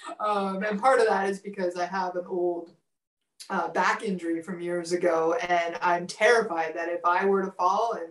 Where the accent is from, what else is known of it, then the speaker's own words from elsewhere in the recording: Manitoba, Canada; moved away; I grew up in Manitoba.